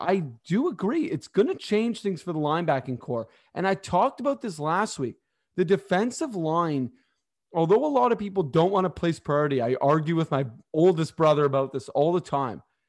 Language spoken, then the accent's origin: English; Toronto, Ontario, Canada; I'm actually from Toronto